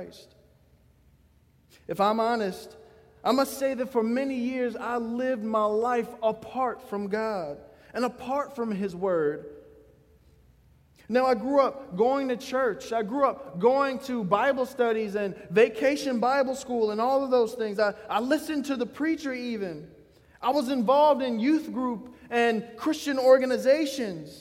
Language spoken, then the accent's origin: English; Gladys, Virginia, United States; I come from Gladys, Virginia